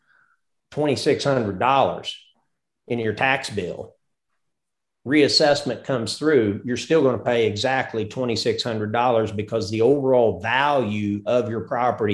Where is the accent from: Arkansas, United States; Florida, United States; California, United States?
Arkansas, United States; Mountain Home; also born or lived in southern Missouri / Branson, Missouri; now in Hot Springs Village, United States; I grew up just north of Mountain Home, Arkansas, enjoyed living in southern Missouri.